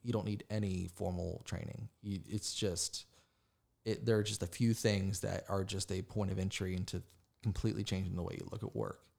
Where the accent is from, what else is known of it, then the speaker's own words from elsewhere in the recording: West Virginia, United States; moved away as an adult; now in Charlotte, United States; I grew up in the west, the side of West Virginia, uh, beside Pittsburgh